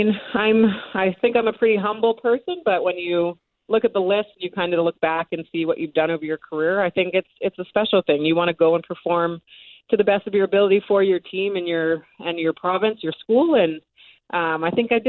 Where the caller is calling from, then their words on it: Salt Lake City, Utah, United States; I am joining you from Salt Lake City, Utah, where my professional team is at.